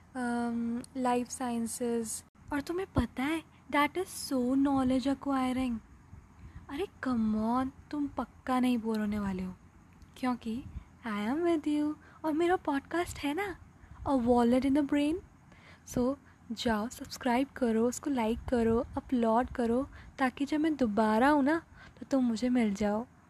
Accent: Uttarakhand, India; मैं उत्तराखंड से हूँ

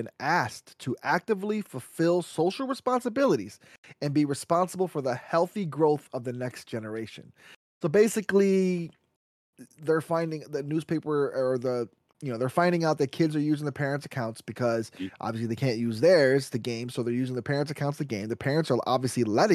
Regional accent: United States; as an American, we're free here

